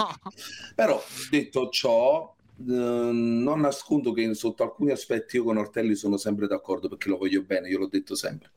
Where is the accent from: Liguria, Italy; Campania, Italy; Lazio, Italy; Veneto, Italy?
Campania, Italy; Naples; sono napoletano